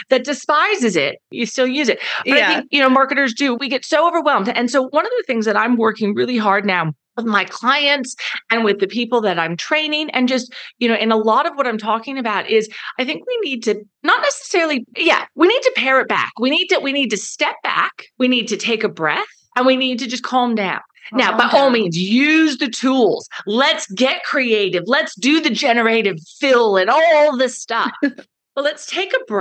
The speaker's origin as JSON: {"language": "English", "town": "Dallas", "region": "Texas", "country": "United States", "accent": "American", "moved": "as an adult", "lives_now": "Perth, Australia", "said": "I'm from Dallas"}